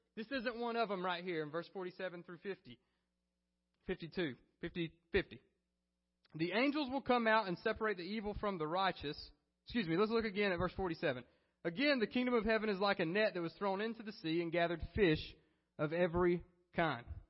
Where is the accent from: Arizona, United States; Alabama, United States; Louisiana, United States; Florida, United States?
Alabama, United States; I was from Alabama